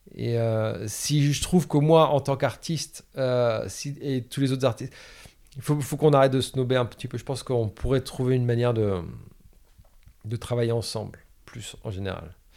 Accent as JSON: {"language": "French", "town": "Caen", "region": "Normandy", "country": "France", "tie": "born or raised there", "also_born_or_lived": "New York", "moved": "yes", "said": "j'ai grandi à Caen, en Normandie, euh, dans les années quatre-vingts"}